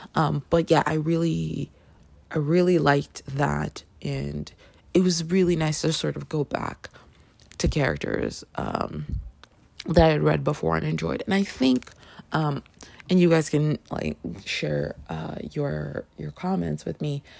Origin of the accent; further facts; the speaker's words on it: Canada; now in United States; I grew up in Canada